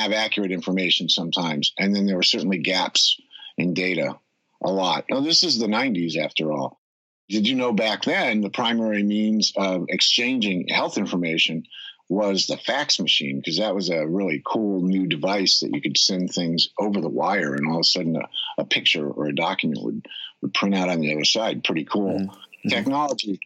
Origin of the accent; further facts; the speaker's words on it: Connecticut, United States; now in West Coast, United States; where I grew up in Connecticut